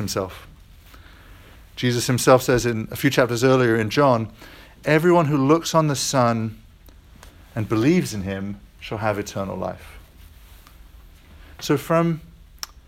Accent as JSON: {"language": "English", "country": "United States", "said": "I am American"}